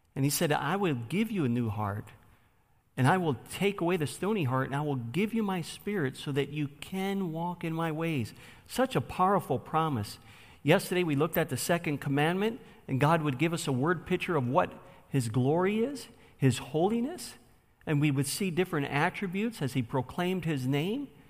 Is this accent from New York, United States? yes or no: yes; Buffalo, New York, United States; I grew up in Buffalo, New York, on the west side, in the ghetto